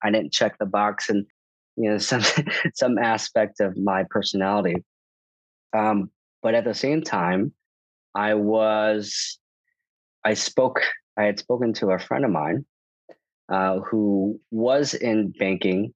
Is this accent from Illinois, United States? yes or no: yes; Chicago, Illinois, United States; moved away; also born or lived in New York; I'm from Chicago